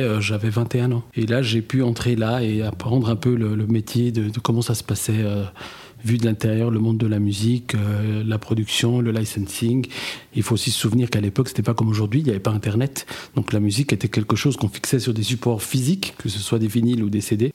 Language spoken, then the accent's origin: French; Neuchâtel, Switzerland; géographiquement, je viens de Neuchâtel, avec des origines au Portugal.